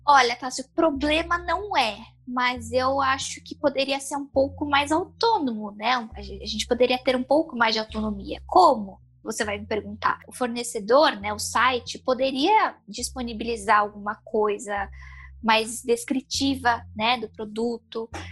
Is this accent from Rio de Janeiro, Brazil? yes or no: no; São Paulo, Brazil; eu sou de São Paulo